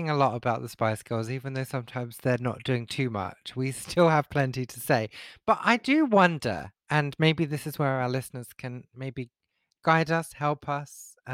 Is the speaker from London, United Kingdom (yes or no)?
no; East of England, United Kingdom; so we're both from Essex, okay? And I know my accent has changed somewhat over the years, uh, and I can kind of switch it back if I need to.